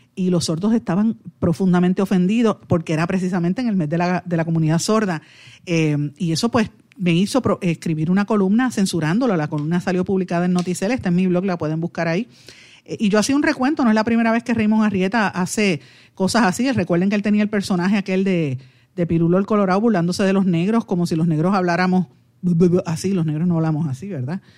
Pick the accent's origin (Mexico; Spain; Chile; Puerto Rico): Puerto Rico